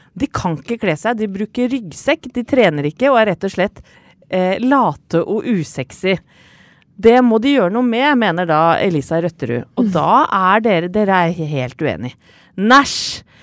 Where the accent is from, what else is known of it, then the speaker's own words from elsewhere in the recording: Åsgårdstrand, Vestfold, Norway; hjemme i Stangsgate 12 i Åsgårdstrand, hvor jeg vokste opp